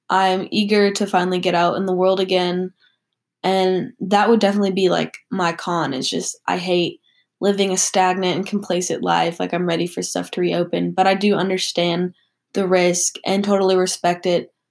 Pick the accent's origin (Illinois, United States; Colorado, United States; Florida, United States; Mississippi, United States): Mississippi, United States; moved away as an adult; now in North Carolina, United States; I personally chose to stay in North Carolina where I attend college, opposed to going back to my hometown of Mississippi for mostly personal reasons.